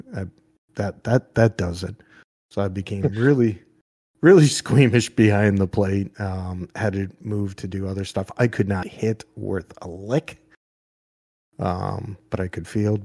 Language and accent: English; New Hampshire, United States; when I grew up in New Hampshire